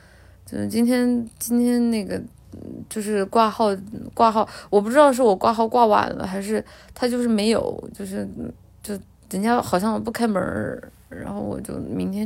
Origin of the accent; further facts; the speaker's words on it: Guangdong, China; 奶姐，奶姐来我们老广过日子吧。